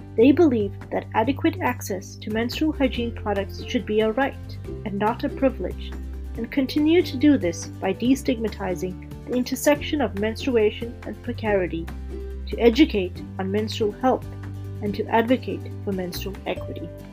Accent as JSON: {"language": "English", "country": "Canada", "said": "I'm a Canadian medical student"}